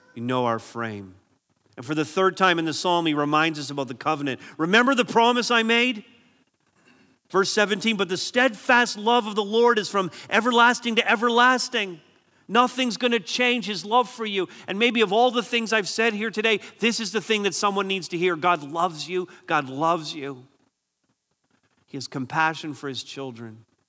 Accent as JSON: {"language": "English", "town": "Barrie", "region": "Ontario", "country": "Canada", "said": "I'm from Barrie, so we have C T V, Barrie News, and, and I'm grateful to live in a community that's pretty safe."}